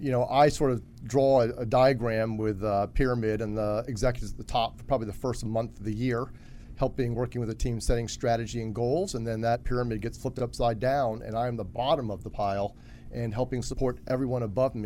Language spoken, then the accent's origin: English; Washington, District of Columbia, United States; Washington, D.C.